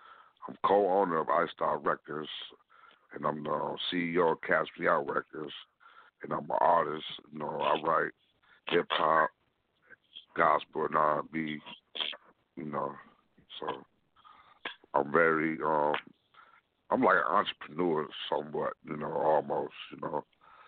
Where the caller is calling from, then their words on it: Lansing, Michigan, United States; I'm calling from Lansing, Michigan